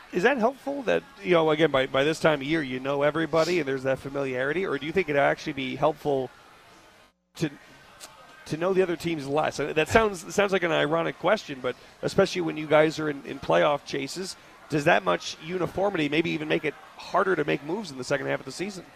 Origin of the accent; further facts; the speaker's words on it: New York, United States; now in Las Vegas, United States; growing up in New York